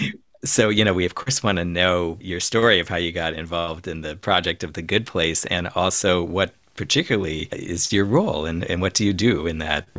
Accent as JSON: {"language": "English", "region": "Midwest", "country": "United States", "tie": "born or raised there", "also_born_or_lived": "New York", "lives_now": "Minnesota, United States", "said": "I have to say that I am a Midwesterner by growing up, and although I have lived in New York, but not in Los Angeles. But I don't think that living in Minnesota is any kind of synthesis between New York and LA at all."}